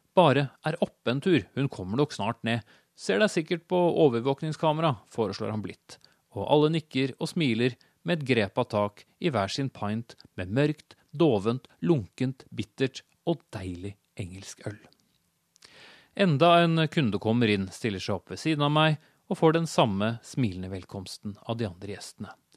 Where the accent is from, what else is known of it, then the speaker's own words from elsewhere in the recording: Norway; also born or lived in Oslo; jeg har avslørt mitt hjemland